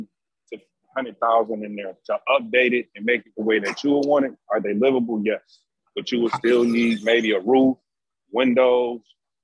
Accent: Detroit, Michigan, United States; I'm from Detroit.

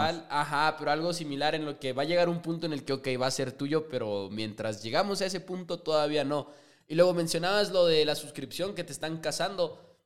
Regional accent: Chihuahua, Mexico; JP y yo somos de Chihuahua, Chihuahua, orgullosamente

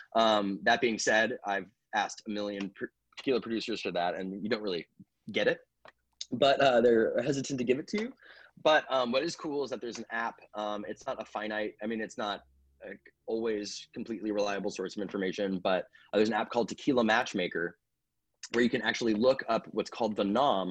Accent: Napa, California, United States; moved away as an adult; also born or lived in Los Angeles; I grew up in Napa

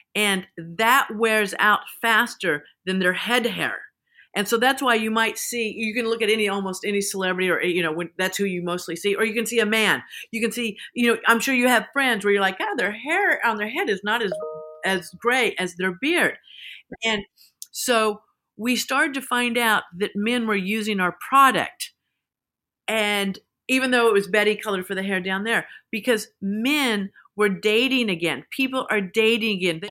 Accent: Salina, Kansas, United States; moved away as an adult; also born or lived in Texas / Los Angeles; I grew up in Kansas. There was, you know, in Salina, Kansas was, eh, the roller rink.

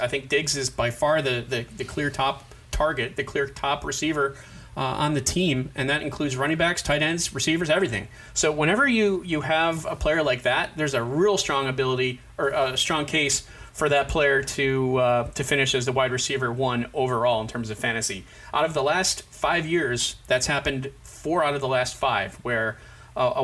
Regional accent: Rochester, New York, United States; moved away; also born or lived in Rock Hill, South Carolina; I grew up in Western New York

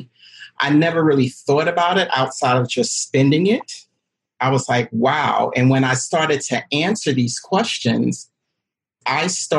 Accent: New York City, New York, United States; now in Detroit, United States; I am from Brooklyn, New York, but I live in Detroit, Michigan

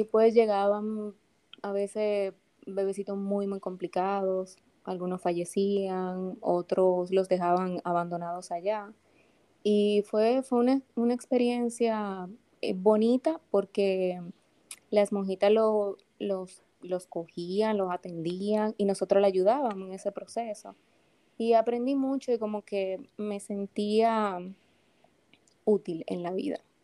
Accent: Santo Domingo, Distrito Nacional, Dominican Republic; Yo soy, como digo, dominicanita de pura cepa. Yo nací aquí en la ciudad de Santo Domingo

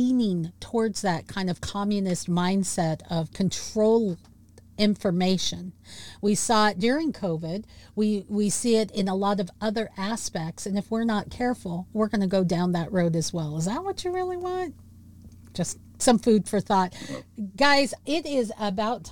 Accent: Washington, United States; my home state. Over there in Bremerton, Washington

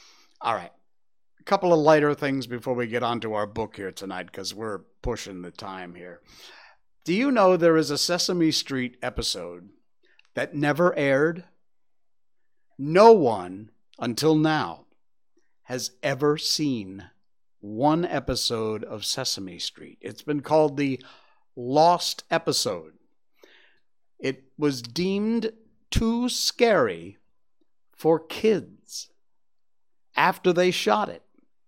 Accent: Cornwall, Connecticut, United States; it was in a town next to where I grew up in Cornwall, Connecticut.

